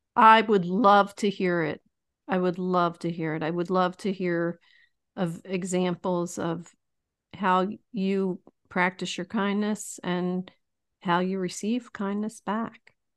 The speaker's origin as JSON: {"language": "English", "town": "Philadelphia", "region": "Pennsylvania", "country": "United States", "tie": "born or raised there", "said": "Tony Ronis is a pizza place in my hometown of Roxborough in Philadelphia."}